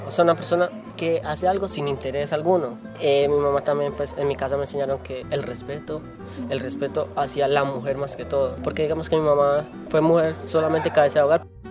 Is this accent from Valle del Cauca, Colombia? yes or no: yes; municipality of Uca, Valle del Cauca, Colombia; soy del municipio de Uca